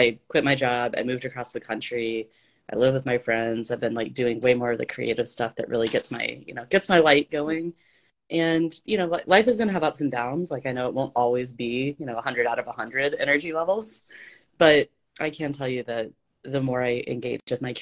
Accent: ASR gives Argentina, the South, United States; accent: Southern belle; moved away; I'm from Argentina. I grew up in the South

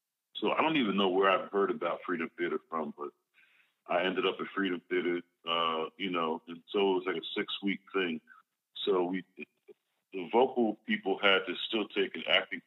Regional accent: Philadelphia, Pennsylvania, United States; moved away as an adult; now in New Jersey, United States; I'm from Mount Airy, Dogtown section of Philly. That's where I grew up

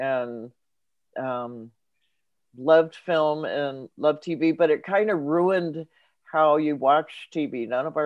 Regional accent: Los Angeles, California, United States; I grew up in Los Angeles, which is not far from Hollywood.

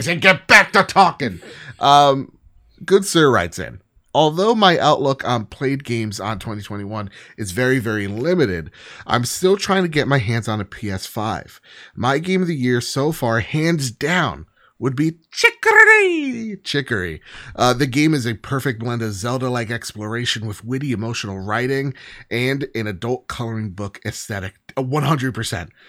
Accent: New Jersey, United States; I'm from Jersey

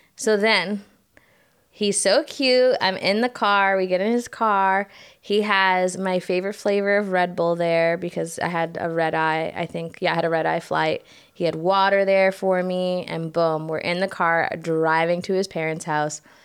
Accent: United States; moved away as an adult; now in Croatia; I am American

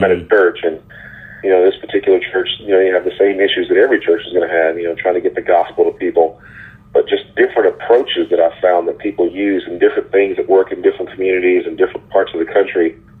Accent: Texas, United States; I'm from Texas

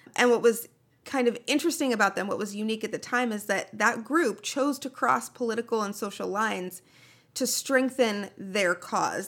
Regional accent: Minneapolis, Minnesota, United States; I'm from Minneapolis

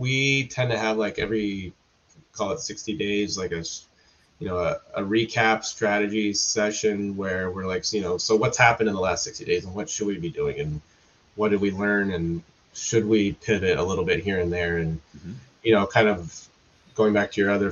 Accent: Southern California, United States; I'm from Southern California.

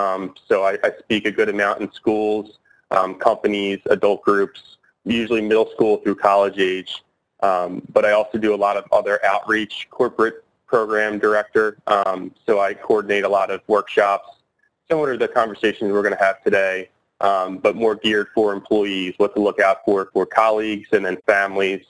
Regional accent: Drexel Hill, Pennsylvania, United States; I grew up in Drexel Hill, Pennsylvania.

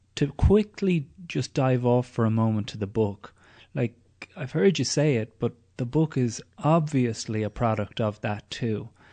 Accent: Ireland; growing up in Ireland in the eighties and nineties

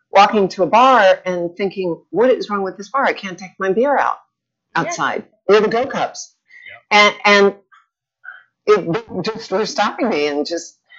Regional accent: New Orleans, Louisiana, United States; now in Florida, United States; I'm from New Orleans originally. New Orleans. Born and raised.

